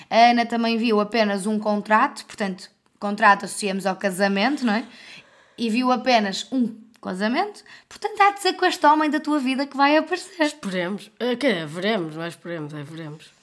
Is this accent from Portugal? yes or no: yes; Porto, Norte, Portugal; Mas eu sou do Porto.